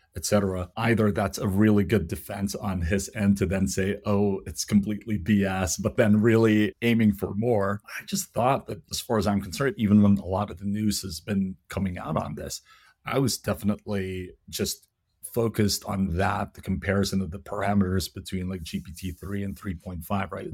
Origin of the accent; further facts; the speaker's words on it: Philippines; I'm Filipino, so the language that I speak is Tagalog.